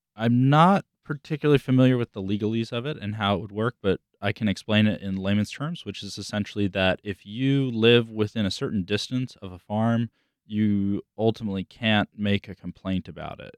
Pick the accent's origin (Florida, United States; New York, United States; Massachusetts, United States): Florida, United States; South; I grew up in South Florida. I grew up in the Everglades